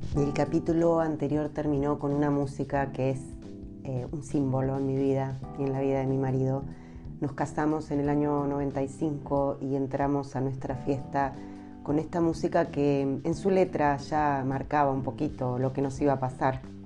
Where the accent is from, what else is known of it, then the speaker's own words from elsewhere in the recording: Argentina; moved away as an adult; now in Temuco, Chile; uno como argentina